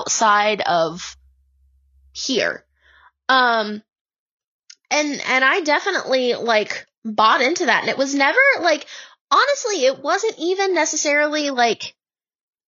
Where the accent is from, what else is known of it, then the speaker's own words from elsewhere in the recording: Madison County, North Carolina, United States; also born or lived in Charlotte, North Carolina; I'm from Madison County